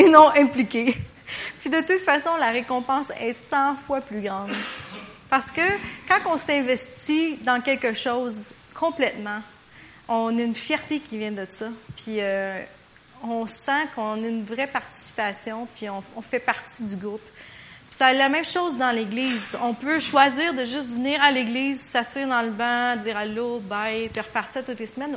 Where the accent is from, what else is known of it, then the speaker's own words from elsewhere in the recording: Quebec, Canada; en tant que Québécois